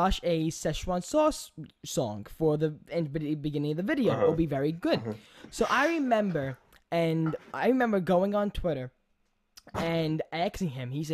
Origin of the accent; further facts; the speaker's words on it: New York City, New York, United States; We're from New York